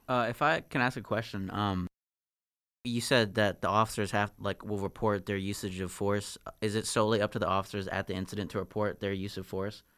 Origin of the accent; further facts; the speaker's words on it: Northern Virginia, United States; I'm from Virginia. Like, I, I grew up in Northern Virginia, but that was out in Marshall where my dad lived.